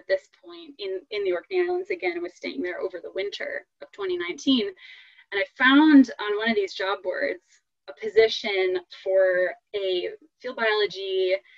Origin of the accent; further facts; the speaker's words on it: Western New York, United States; I grew up in Western New York and it's kind of in the middle of nowhere